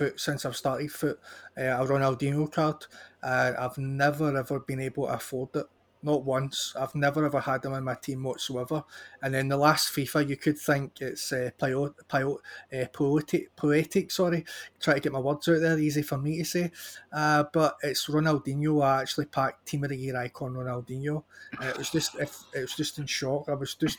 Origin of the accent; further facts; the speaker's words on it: Scotland, United Kingdom; we're both Scottish